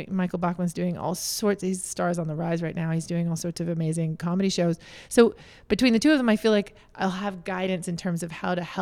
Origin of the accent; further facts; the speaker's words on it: Canada; now in Los Angeles, United States; So here we are back in Canada, but I'm a Canadian originally. All of us are.